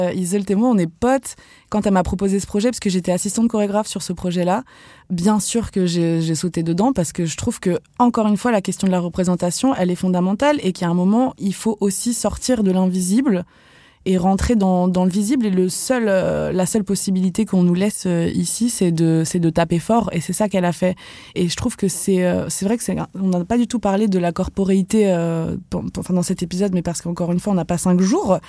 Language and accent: French; Vendée, Pays de la Loire, France; moved away; also born or lived in Algeria; j'ai grandi en Vendée